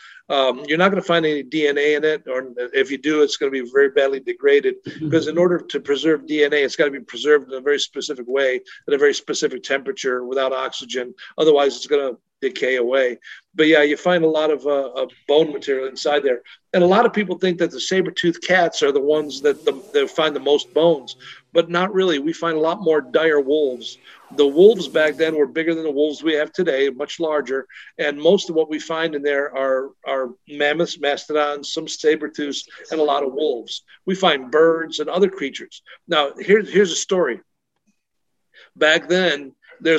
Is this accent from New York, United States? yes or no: yes; New York, United States; moved away as an adult; also born or lived in Europe; growing up in New York State